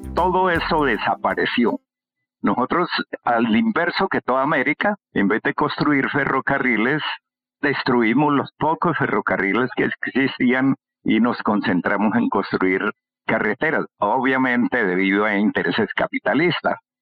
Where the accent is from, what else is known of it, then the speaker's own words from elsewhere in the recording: Norte de Santander, Colombia; como somos un departamento andino, encima de la cordillera de los Andes